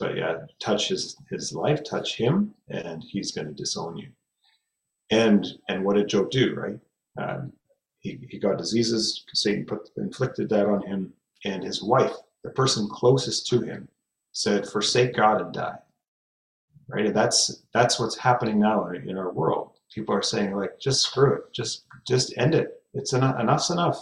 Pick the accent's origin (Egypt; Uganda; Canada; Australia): Canada; Fraser Valley, British Columbia; I grew up here in the Fraser Valley of British Columbia